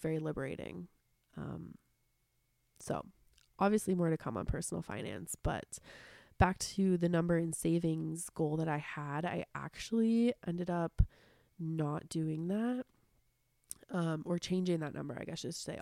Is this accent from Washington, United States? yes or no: yes; Seattle, Washington, United States; growing up in Seattle and having really dark, rainy winters